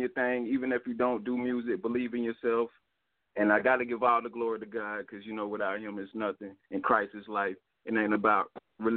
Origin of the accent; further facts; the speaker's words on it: United States; I'm from Carolina